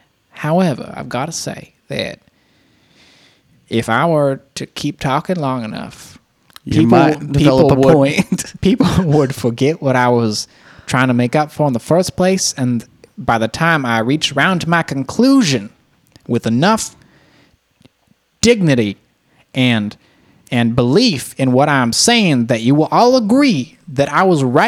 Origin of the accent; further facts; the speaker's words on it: United States; I'm American.